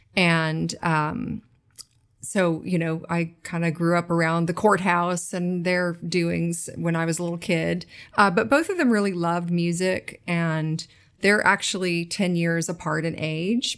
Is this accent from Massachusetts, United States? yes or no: no; Nashville, Tennessee, United States; also born or lived in Williamsburg, Brooklyn / Jackson Heights, Queens; now in Queens, New York, United States; I did grow up in Nashville